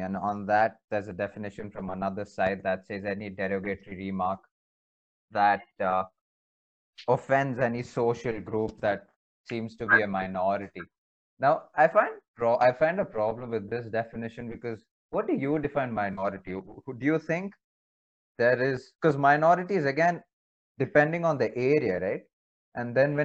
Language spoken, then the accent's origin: English; India; I'm in India, being an Indian